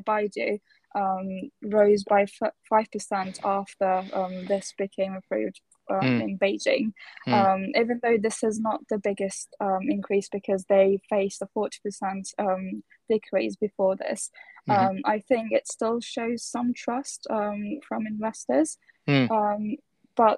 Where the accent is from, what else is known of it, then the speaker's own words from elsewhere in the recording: Turkey; I'm from Turkey